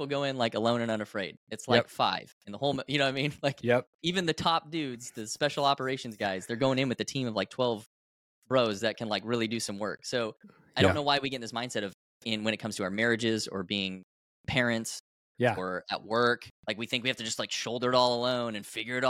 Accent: Beaverton, Oregon, United States; I grew up in Oregon, outside Portland, Oregon, in a town called Beaverton

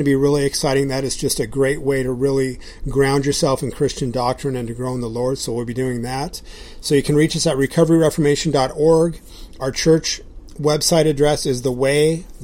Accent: Southern California, United States; now in Idaho, United States; I grew up in Southern California, I like to surf. But we live in Idaho now

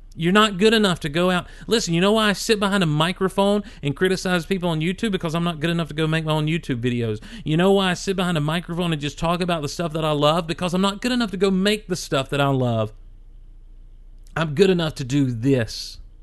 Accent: Athens, Georgia, United States; I was born in Athens back in 1977

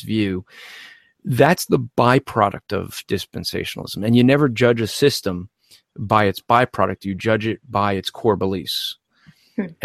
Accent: New Jersey, United States; accent: Northeastern; I'm from New Jersey

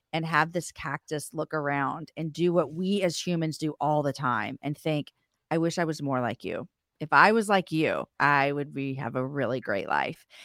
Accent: Austin, Texas, United States; we're from Austin, Texas

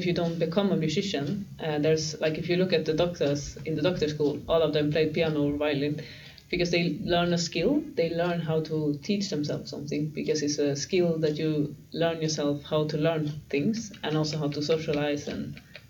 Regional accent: Mellerud, Västra Götaland, Sweden; My hometown.

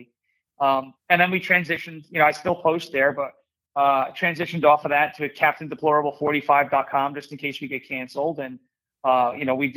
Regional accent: Long Island, New York, United States; I'm from Long Island

